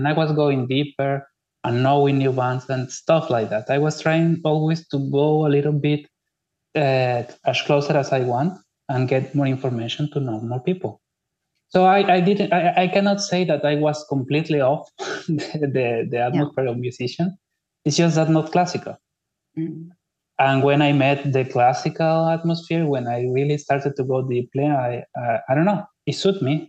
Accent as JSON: {"language": "English", "country": "Mexico", "tie": "born or raised there", "also_born_or_lived": "Spain / Barcelona, Spain", "moved": "as an adult", "lives_now": "Kaunas, Lithuania", "said": "Yes, I'm Mexican. Well, yes, all my family lives in Mexico. I was born in Mexico."}